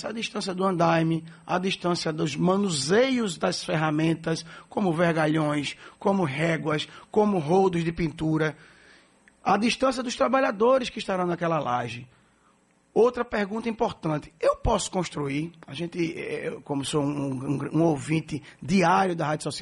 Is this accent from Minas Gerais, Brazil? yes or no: no; Recife, Pernambuco, Brazil; born there; now in Salvador, Brazil; Eu sou, digo que eu sou batizado em Recife, mas apaixonado de corpo e alma pela Bahia, por Salvador.